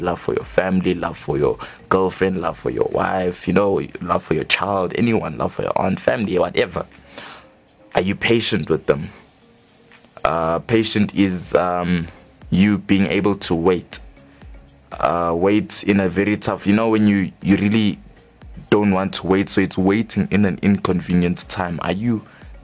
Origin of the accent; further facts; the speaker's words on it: Johannesburg, Gauteng, South Africa; we are both indeed from Johannesburg South